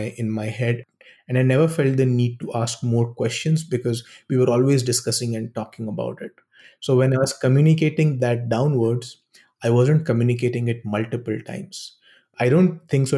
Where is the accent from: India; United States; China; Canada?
India; moved away as an adult; I come from India